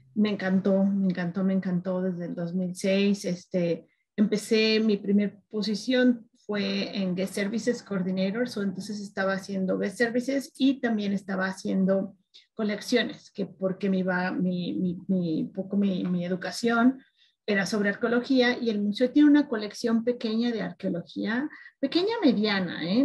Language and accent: Spanish; Guadalajara, Jalisco, Mexico; moved away as an adult; also born or lived in Mexico City; now in Denver, United States; Soy de Guadalajara, Jalisco, del occidente de México